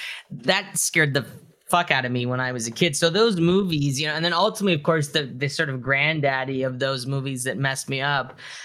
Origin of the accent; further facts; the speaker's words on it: Mississauga, Ontario, Canada; I grew up in Mississauga, Yeah, suburb.